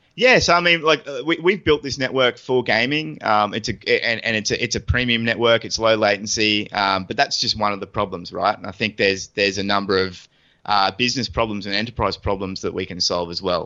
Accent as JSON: {"language": "English", "country": "Australia", "said": "us Aussies"}